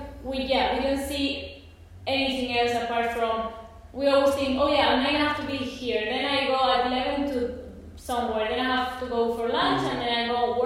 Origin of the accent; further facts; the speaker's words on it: Alicante, Valencian Community, Spain; also born or lived in London; I'm doing it from Spain, from my home in Alicante